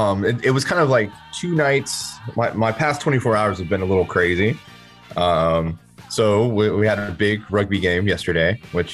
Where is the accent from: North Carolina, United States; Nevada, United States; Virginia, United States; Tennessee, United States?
North Carolina, United States; Fayetteville; I'm from Fayetteville, dog.